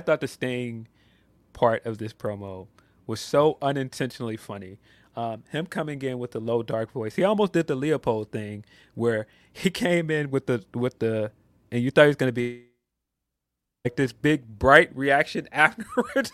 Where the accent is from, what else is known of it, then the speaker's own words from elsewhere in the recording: Chicago, Illinois, United States; I am a Chicagoan.